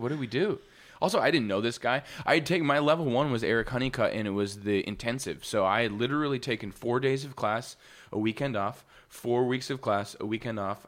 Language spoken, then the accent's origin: English; Wisconsin, United States; moved away as an adult; also born or lived in Missouri; now in Los Angeles, United States; I was born in Missouri, moved to Wisconsin when I was like four